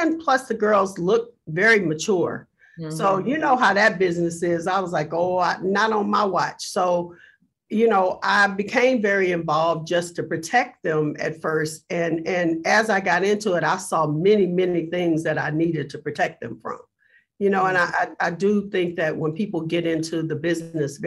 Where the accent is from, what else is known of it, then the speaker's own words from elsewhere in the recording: Galveston, Texas, United States; I grew up really poor in Galveston, Texas, which is like a little tiny town